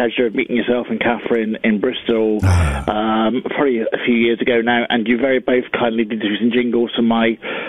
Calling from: Guernsey; I'm calling in from Guernsey.

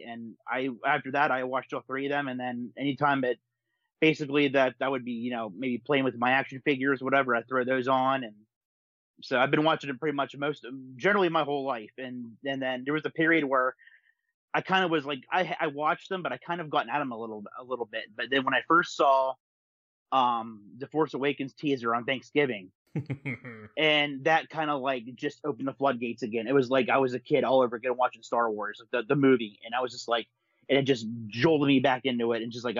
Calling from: Pittsburgh, Pennsylvania, United States; I'm calling up from here and up around in Pennsylvania here in the States.

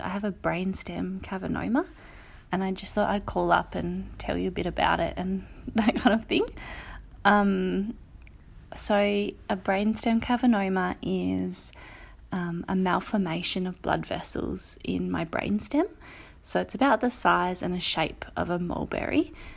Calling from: Perth, Western Australia, Australia; I'm calling from Perth in, um, W A on Wadjak Country

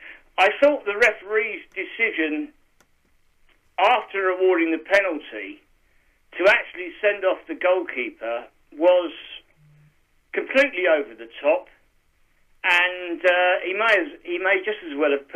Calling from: Kent, South East England, United Kingdom; from Kent.

